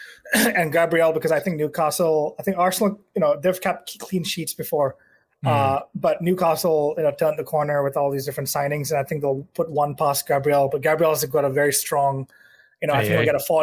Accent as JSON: {"language": "English", "country": "Malaysia", "moved": "as an adult", "said": "I'm from Malaysia"}